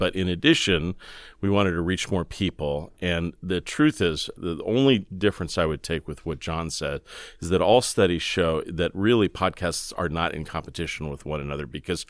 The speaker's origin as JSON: {"language": "English", "town": "Fresno", "region": "California", "country": "United States", "tie": "born or raised there", "said": "So I grew up in Fresno, California, outside of Fresno, California, which any of you know, it's the place you drive through when you're going to Yosemite or Southern California."}